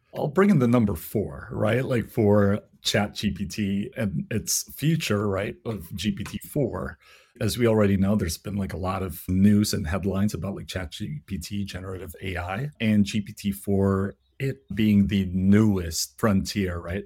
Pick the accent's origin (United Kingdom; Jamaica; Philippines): Philippines; I'm Filipino, so the language that I speak is Tagalog.